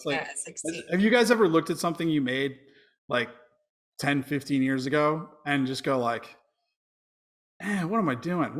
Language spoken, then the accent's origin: English; Amherst, New Hampshire, United States; So growing up in Amherst